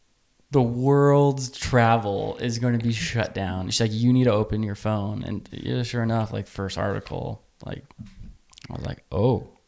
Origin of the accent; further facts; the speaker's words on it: United States; I'm American.